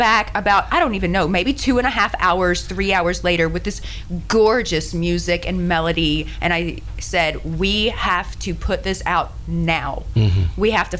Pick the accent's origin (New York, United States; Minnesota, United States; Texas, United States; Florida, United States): Texas, United States; Tyler; moved away; I'm from Tyler, Texas.